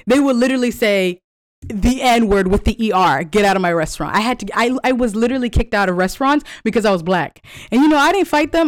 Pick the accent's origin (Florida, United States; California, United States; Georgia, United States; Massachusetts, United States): California, United States; moved away as an adult; also born or lived in Kentucky; I'm from California.